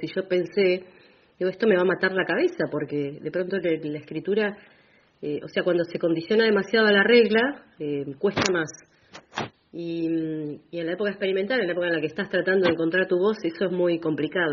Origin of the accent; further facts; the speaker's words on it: Bahía Blanca, Buenos Aires Province, Argentina; moved away as an adult; now in General Roca, Argentina; nací en Bahía Blanca, pero desde que pisé el valle, que lo pisé por primera vez en 2003, me enamoré y bueno, dije, acá quiero echar raíces, acá me quedo.